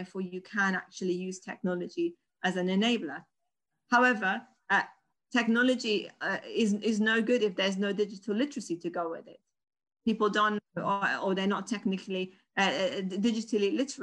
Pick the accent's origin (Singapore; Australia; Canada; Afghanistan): Afghanistan; moved away; I'm originally from Afghanistan.